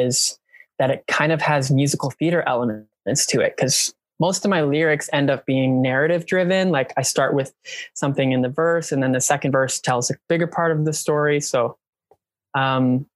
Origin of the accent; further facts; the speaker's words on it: Canada; I'm Canadian